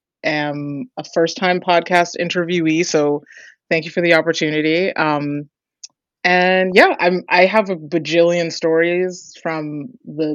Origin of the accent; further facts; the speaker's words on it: New York, United States; I am from New York, born and bred. My parents are from Jamaica